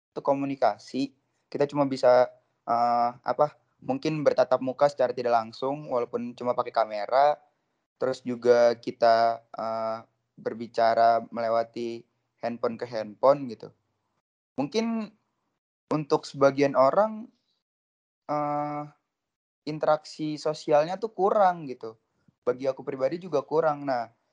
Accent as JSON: {"language": "Indonesian", "town": "Depok", "region": "West Java", "country": "Indonesia", "said": "asalku tuh dari Depok ya teman-teman, dari Depok Jawa Barat"}